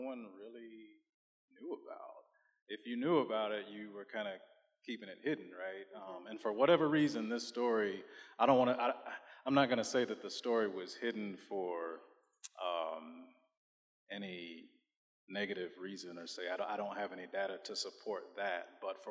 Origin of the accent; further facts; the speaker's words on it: Bentonville, Arkansas, United States; I grew up in Northwest Arkansas, more specifically Bentonville